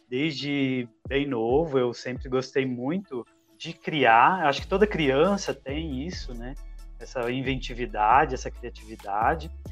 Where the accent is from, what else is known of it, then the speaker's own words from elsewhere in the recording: Minas Gerais, Brazil; moved away as an adult; now in Campinas, Brazil; Nasci em Minas, tenho 30 anos. Desses 30 anos, 10 morando aqui em Campinas, onde resido atualmente